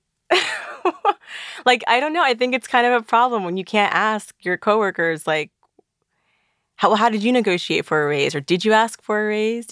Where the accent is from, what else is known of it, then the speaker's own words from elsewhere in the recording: South Florida, United States; also born or lived in Trinidad and Tobago; I was born in Trinidad and Tobago and raised in South Florida.